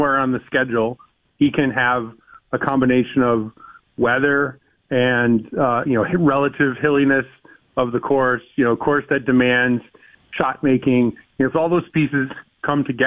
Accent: Michigan, United States; now in Connecticut, United States; I grew up in Michigan, a Red Wing fan. Since I moved here to Connecticut

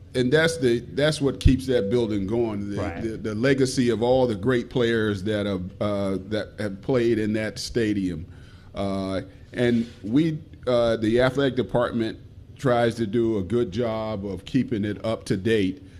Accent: Washington, District of Columbia, United States; moved away; I'm from Washington D.C.

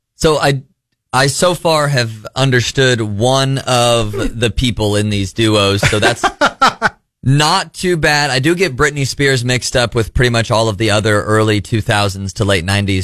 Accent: Missouri, United States; I grew up in Missouri.

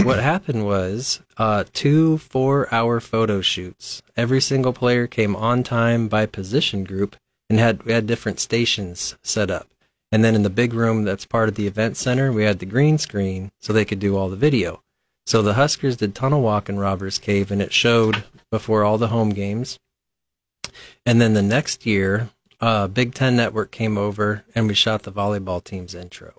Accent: Lincoln, Nebraska, United States; I'm, I'm from Lincoln originally. Um, I grew up out by Capitol Beach, by Lakeview School.

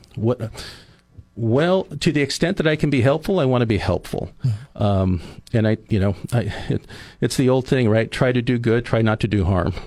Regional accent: Oceano, California, United States; now in Arroyo Grande, United States; I grew up in Oceano.

